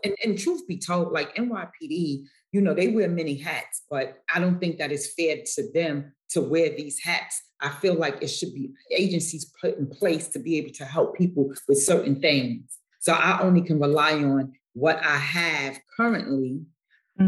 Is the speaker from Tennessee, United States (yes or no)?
no; New York City, New York, United States; the projects in which I was um, raised